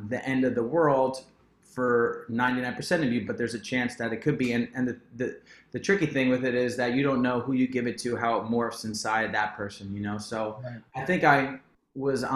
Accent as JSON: {"language": "English", "town": "Perth Amboy", "region": "New Jersey", "country": "United States", "tie": "born or raised there", "said": "I was born in Jersey. Mm-hmm. Perth Amboy, New Jersey, to be exact"}